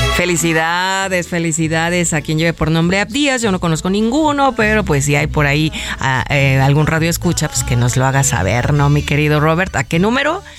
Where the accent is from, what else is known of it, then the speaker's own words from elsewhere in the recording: Mexico; como mexicanos